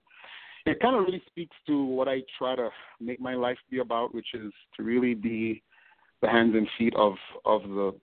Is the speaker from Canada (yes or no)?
no; Tobago, Trinidad & Tobago; moved away as an adult; also born or lived in Northeast United States; now in United States; I'm from Tobago, which is the smaller, mm-hmm. so we're a twin island nation